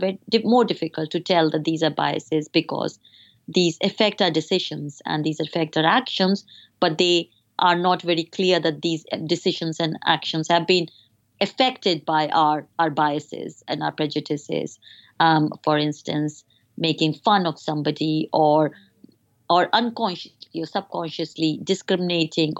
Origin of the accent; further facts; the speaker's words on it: India; moved away as an adult; now in United Kingdom; my personal experience as a woman growing up in India